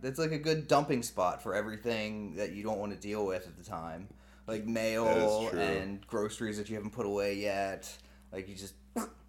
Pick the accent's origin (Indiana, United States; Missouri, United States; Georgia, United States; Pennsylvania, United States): Pennsylvania, United States; York; moved away as an adult; also born or lived in Harrisburg, Pennsylvania; I'm originally from York, Pennsylvania.